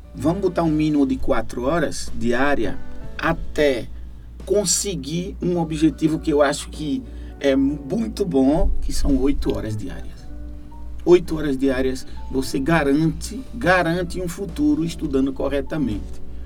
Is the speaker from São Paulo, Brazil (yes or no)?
no; Olinda, Pernambuco, Brazil; moved away as an adult; now in Granada, Spain; Eu fui criado em Peixinhos, que Peixinhos é como se fosse uma cidade